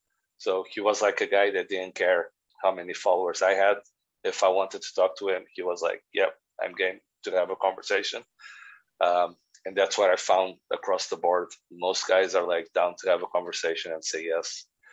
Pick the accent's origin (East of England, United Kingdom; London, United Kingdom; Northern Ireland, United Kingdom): Northern Ireland, United Kingdom; I message them, you know, I'm from Northern Ireland as well, blah, blah, blah, blah, blah.